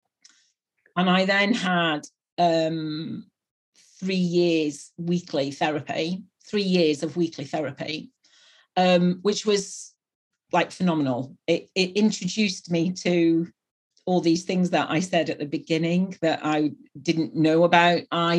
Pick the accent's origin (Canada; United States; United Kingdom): United Kingdom; near Manchester, North West England; now in Bristol, United Kingdom; I come from the northwest of England, which is up near Manchester, but I live and have lived for 22 years in Bristol, which is in the southwest.